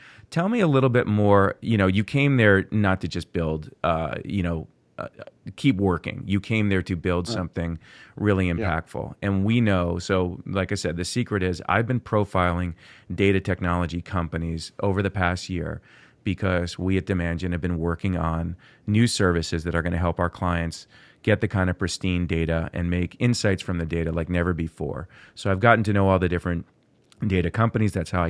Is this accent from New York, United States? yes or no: yes; Port Washington, New York, United States; I was born in Port Washington.